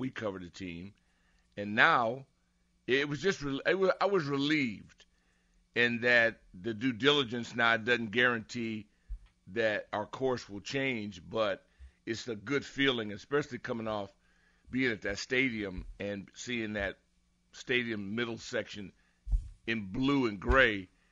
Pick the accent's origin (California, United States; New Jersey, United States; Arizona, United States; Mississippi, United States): California, United States; Southern; moved away; I'm from Southern Cal